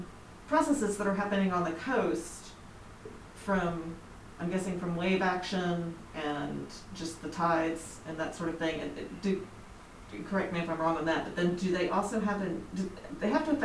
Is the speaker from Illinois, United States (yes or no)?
no; Georgia coast, United States; Growing up on the Georgia coast